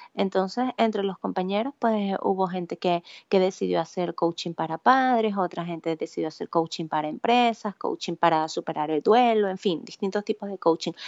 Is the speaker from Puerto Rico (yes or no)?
no; San Carlos, Cojedes, Venezuela; moved away as an adult; also born or lived in Valencia, Venezuela / Barquisimeto, Venezuela; now in Spain; yo soy nacida en Valencia, criada en San Carlos Cojedes y eh, entre San Carlos y Barquisimeto, porque luego um, gran parte de mi vida lo viví en Barquisimeto